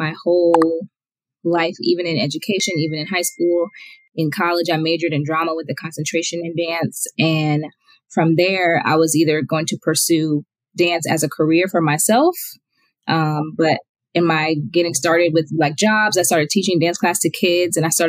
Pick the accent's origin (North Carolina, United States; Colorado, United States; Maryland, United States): Maryland, United States; Silver Spring; now in Lilburn, United States; I'm originally from Silver Spring, Maryland, but I currently live in Lilburn, Georgia